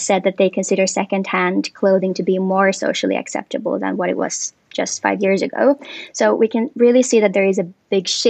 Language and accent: English; Finland; moved away; I'm originally from Finland